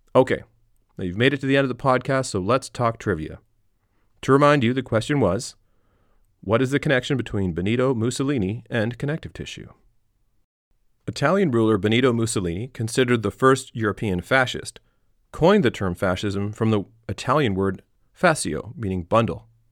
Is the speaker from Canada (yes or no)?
yes; Canada; growing up in Canada